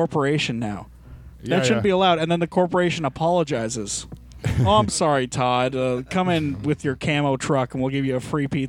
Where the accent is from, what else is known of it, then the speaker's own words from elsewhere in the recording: St. Thomas, Ontario, Canada; St. Thomas, on the hard streets of St. Thomas.